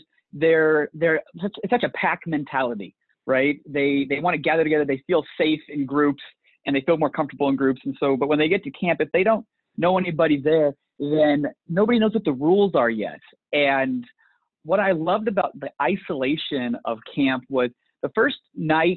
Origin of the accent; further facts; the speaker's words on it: Portland, Oregon, United States; now in Lincoln, United States; I grew up in Portland, Oregon.